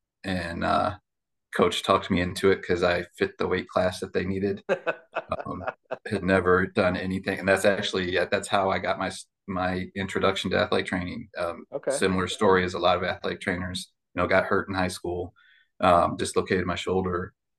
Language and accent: English; Chicago, Illinois, United States; also born or lived in South Bend, Indiana; I'm originally I was born up in South Bend, Indiana. And then I consider growing up in Chicago, far north suburb of Chicago. That's where I went to high school and had my formative years.